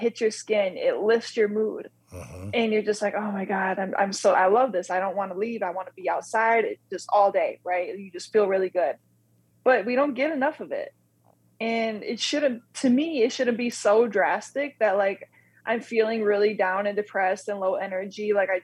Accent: Wisconsin, United States; moved away as an adult; also born or lived in North Carolina / Southern Illinois; I was born and raised in Wisconsin, went to school in North Carolina, Southern Illinois

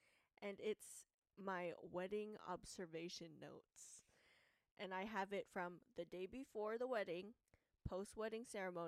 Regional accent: United States; I'm Filipino. I was born in America, Filipino American.

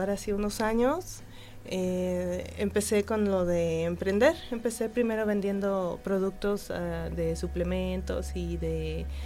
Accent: Mexico City, Mexico; now in Querétaro, Mexico; Pues yo vengo de la Ciudad de México.

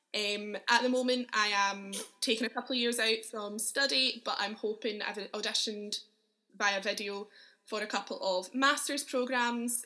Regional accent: Uddingston, Scotland, United Kingdom; also born or lived in Edinburgh; I grew up in Uddingston, which is a little town near Glasgow

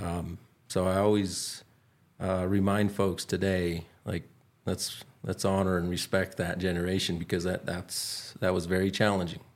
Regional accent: Dulce, New Mexico, United States; I grew up in Dulce and, and, uh, my parents were teachers. So, um, this is home to me

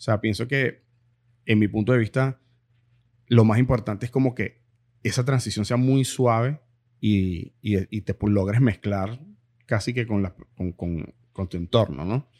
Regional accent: Venezuela; also born or lived in Miramar / Pembroke Pines / Doral; now in Miami, United States; nosotros como venezolanos

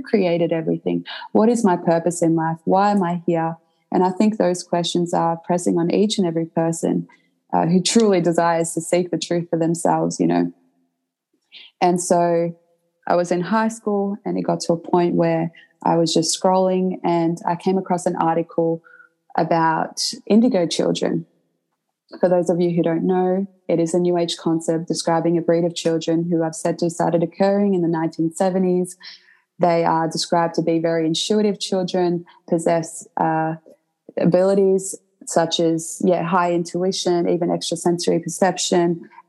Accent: Croatia; now in Australia; And essentially when I moved to Australia, because I came from Croatia, my grandparents raised me, and they were zealous and very dedicated Catholics.

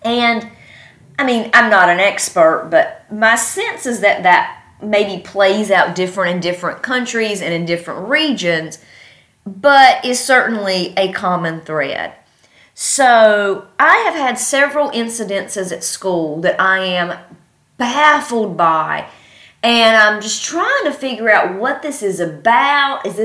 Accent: North Carolina, United States; moved away; I'm from North Carolina.

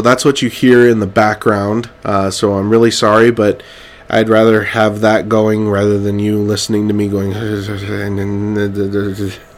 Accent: Clovis, California, United States; moved away; I'm from Clovis, California, and right in the Central Valley

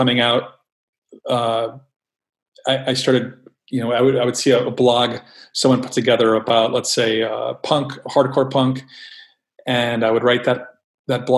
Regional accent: New York City, New York, United States; growing up in New York City, there were places to get zines in stores

